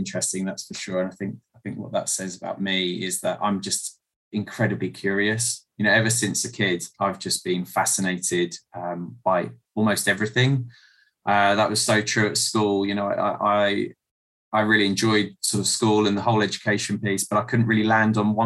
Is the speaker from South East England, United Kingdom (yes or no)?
yes; South Coast, South East England, United Kingdom; moved away as an adult; also born or lived in Ghana / Liberia; I grew up on the South Coast, and in a really happy but modest family environment